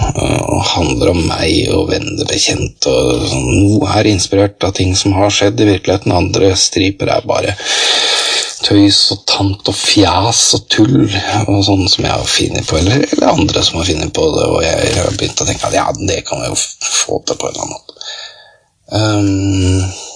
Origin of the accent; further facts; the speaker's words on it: Skotselv, Buskerud, Norway; moved away; Spiller ingen rolle hvor jeg bor enn jeg er fra Skotselv, ja, da er man evig skotselving. Skotselv er tross alt tjukkere enn blod. Det er, det er jo Skotselv, det er Skotselva, Skotselva, hjembygda mi